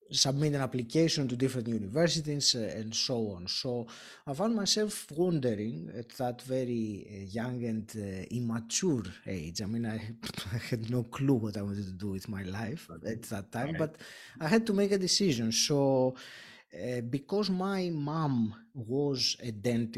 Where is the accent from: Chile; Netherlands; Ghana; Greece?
Greece; moved away as an adult; now in United Kingdom; I did grow up in Greece, my home country